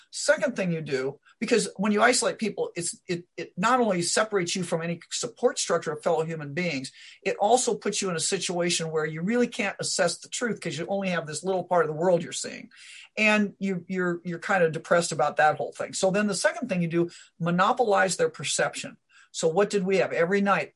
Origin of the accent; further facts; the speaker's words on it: Omaha, Nebraska, United States; also born or lived in Iowa; I, I grew up around Omaha, Nebraska